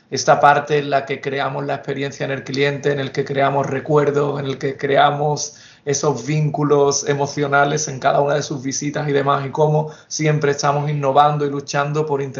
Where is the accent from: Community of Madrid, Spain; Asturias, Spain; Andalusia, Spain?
Andalusia, Spain; Seville; Soy nacido y criado en Sevilla, donde cursé la carrera de, psicología